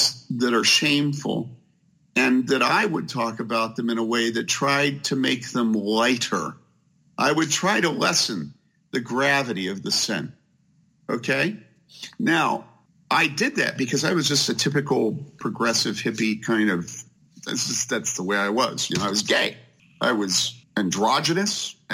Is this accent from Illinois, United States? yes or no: yes; Wheaton, Illinois, United States; I grew up there in Wheaton where he grew up